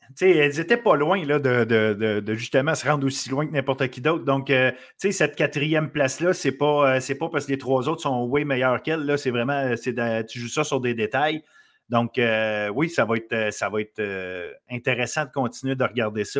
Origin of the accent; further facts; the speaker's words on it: Quebec, Canada; on est, on est du Québec